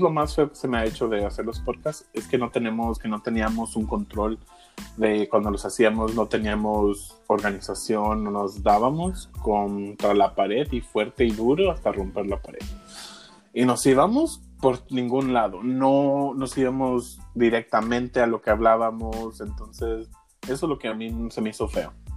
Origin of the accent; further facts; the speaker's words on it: Mexico; yo soy un mexicano muy raro